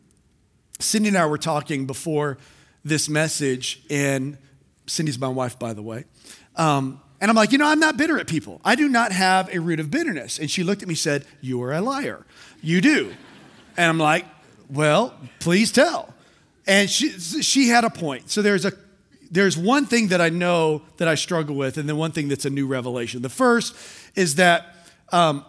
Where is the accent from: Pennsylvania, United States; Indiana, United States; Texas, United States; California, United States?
Texas, United States; South; I'm a South Texas boy, and growing up in South Texas